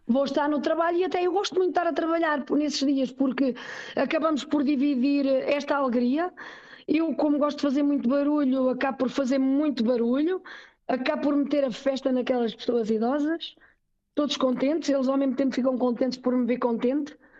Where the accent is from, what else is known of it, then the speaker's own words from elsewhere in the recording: Portugal; now in Switzerland; sou portuguesa e com uhum. muito orgulho sou portuguesa, que o meu país é o meu país. A minha língua é a minha língua